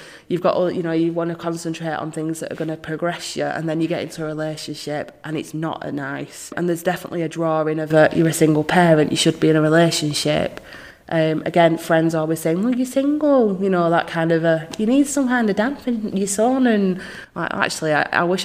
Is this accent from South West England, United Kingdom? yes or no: no; Rochdale, North West England, United Kingdom; I was born here